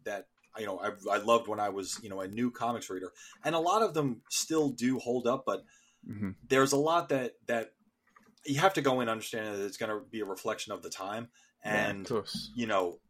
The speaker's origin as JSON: {"language": "English", "country": "United States", "said": "as an American"}